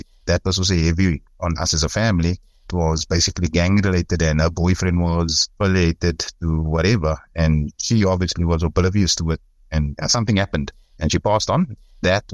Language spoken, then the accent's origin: English; Cape Town, Western Cape, South Africa; also born or lived in Belhar; I grew up in Bishop Leavis, which is on the Cape Flats